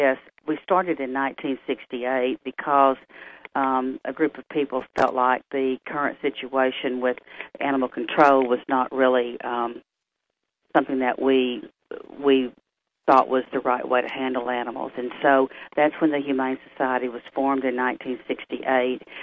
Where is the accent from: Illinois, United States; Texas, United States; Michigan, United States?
Texas, United States; Tyler; being born and raised in Tyler